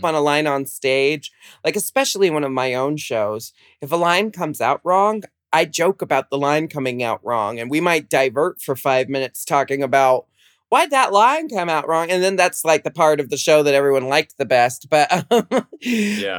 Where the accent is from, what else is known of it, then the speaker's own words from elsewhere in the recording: United States; growing up in America